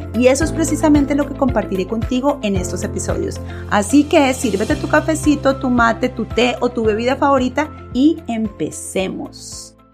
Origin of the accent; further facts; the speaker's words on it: Colombia; first language Spanish; moved away as an adult; now in United States; profesora de español nacida en Colombia y actualmente viviendo en los Estados Unidos.